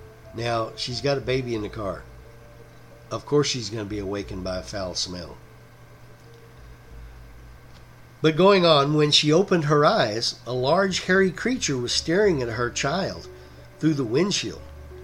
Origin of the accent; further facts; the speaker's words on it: Texas, United States; here in my home state of Texas